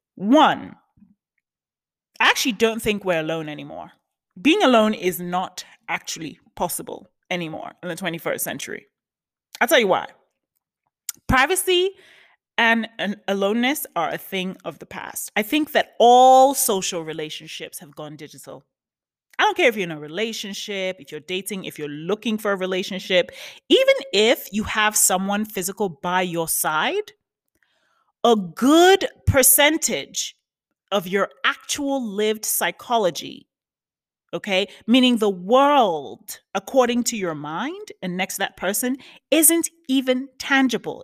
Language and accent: English; New York, United States; now in West Hollywood, United States; I'm from New York, but you know, um, my official residence is in California, West Hollywood.